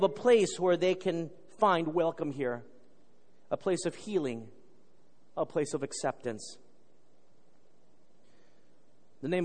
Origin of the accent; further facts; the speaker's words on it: Texas, United States; I grew up in Texas